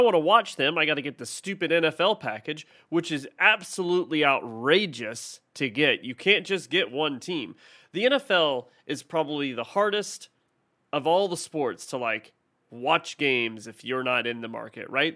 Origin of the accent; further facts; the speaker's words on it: Ohio, United States; now in Texas, United States; I'm from Ohio